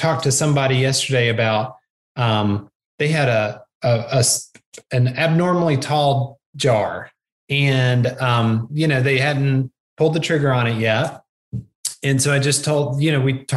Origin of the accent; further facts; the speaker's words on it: the South, United States; I'm from the South